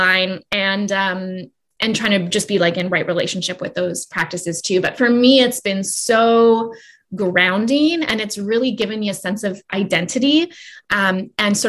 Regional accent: Canada; now in Salt Spring Island, Canada; growing up, I remember, especially as a Canadian

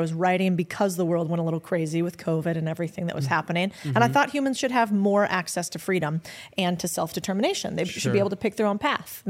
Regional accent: Arizona, United States; I'm from Arizona.

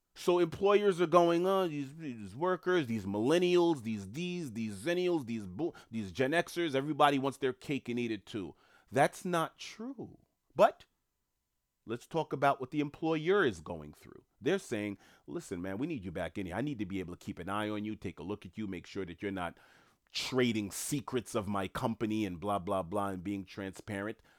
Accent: New York City, New York, United States; moved away; also born or lived in Queens, New York; I'm from New York City. I've worked in Manhattan most of my life. I don't live in New York at the moment

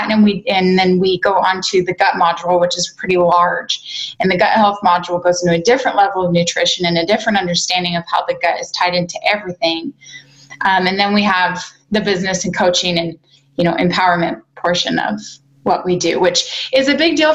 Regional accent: Spokane, Washington, United States; I was raised in Spokane, which okay. is neighboring, but feels like night and day to me.

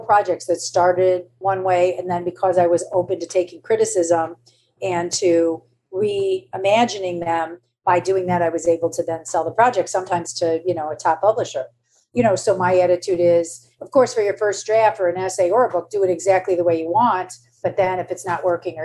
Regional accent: Michigan, United States; moved away as an adult; now in New York, United States; I'm from Michigan

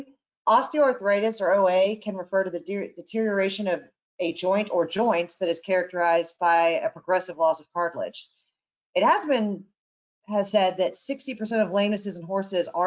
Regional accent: Charleston, South Carolina, United States; born or raised there; moved away as an adult; also born or lived in Georgia / Alabama / East Coast

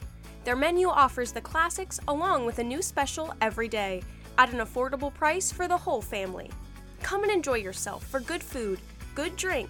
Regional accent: Sunbury, Pennsylvania, United States; I grew up in Sunbury, and it's just something, you know, I've heard about in my 20 years of life here.

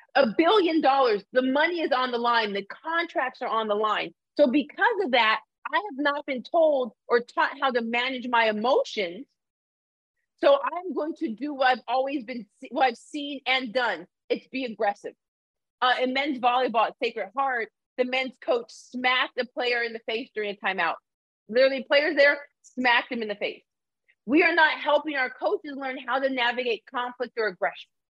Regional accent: Arizona, United States; also born or lived in Canada; I'm a person who was raised in Arizona

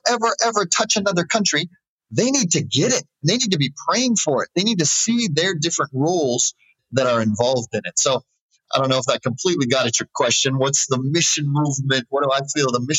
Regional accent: United States; moved away as an adult; I'm American. I love my nation.

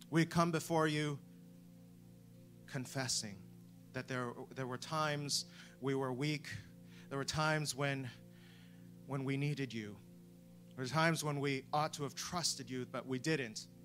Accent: Canada; now in United Kingdom; I'm not from, from the UK, which my accent might give away. Um, I'm from Canada, but I am welcome here.

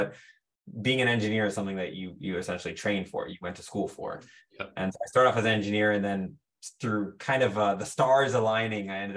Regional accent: San Jose, California, United States; I'm born and raised in the Bay Area, right? So it's California, essentially, San Jose

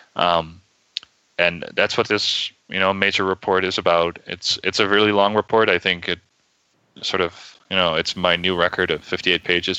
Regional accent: Netherlands; moved away as an adult; now in United States; I'm originally from the Netherlands. I moved to the U.S. about seven or eight months ago.

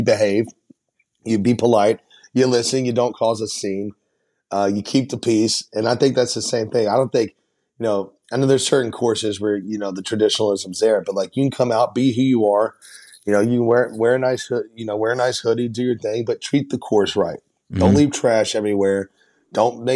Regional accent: Nashville, Tennessee, United States; I'm born and raised in Nashville

